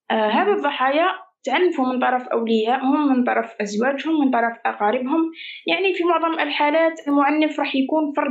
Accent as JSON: {"language": "Arabic", "town": "Qamishli", "region": "Al-Hasakah Governorate", "country": "Syria", "said": "آه، أنا من سوريا تحديدا أنا من القامشلي صاير هيك أنا أصلي هيك صاير مثل كوكتيل بين تركي وكردي وعربي"}